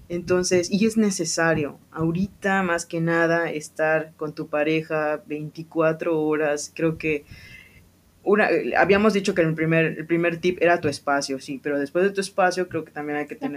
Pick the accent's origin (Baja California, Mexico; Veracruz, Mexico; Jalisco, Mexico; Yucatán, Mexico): Yucatán, Mexico; Mérida; yo nací aquí, yo soy de aquí de Mérida, de Yucatán